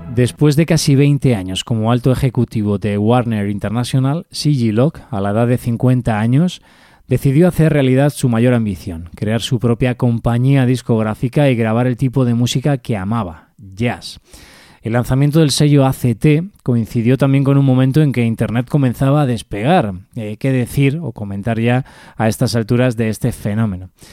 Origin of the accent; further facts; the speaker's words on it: Spain; aquí en España